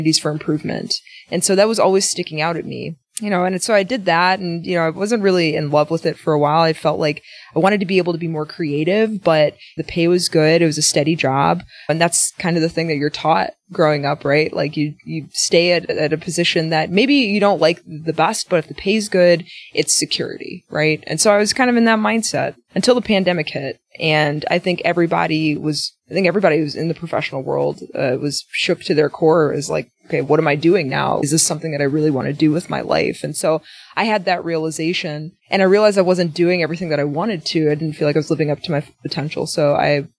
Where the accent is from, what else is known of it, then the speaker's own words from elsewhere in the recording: Milwaukee, Wisconsin, United States; I'm from Milwaukee